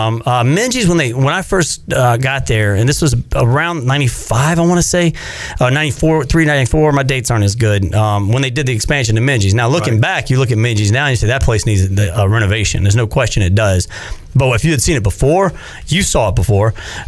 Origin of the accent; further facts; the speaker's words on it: North Carolina, United States; I couldn't believe we just beat NC State in basketball. Because growing up on Tobacco Road, that was a dream.